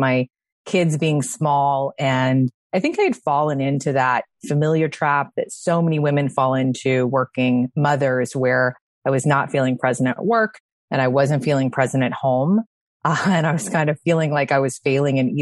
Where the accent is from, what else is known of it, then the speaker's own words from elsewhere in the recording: Chicago, Illinois, United States; now in San Diego, United States; I live in San Diego, but I am formerly from Chicago